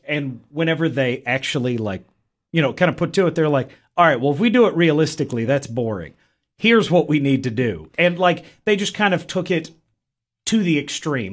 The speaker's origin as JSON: {"language": "English", "region": "Middle Tennessee", "country": "United States", "said": "I am from Middle Tennessee"}